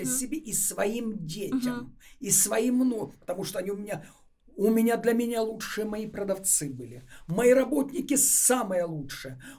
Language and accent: Russian; Moscow, Russia; Питера, а я из Москвы.